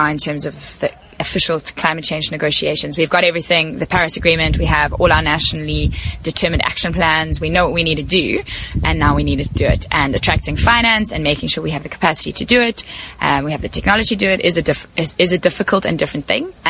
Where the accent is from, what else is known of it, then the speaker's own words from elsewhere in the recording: South Africa; I'm from South Africa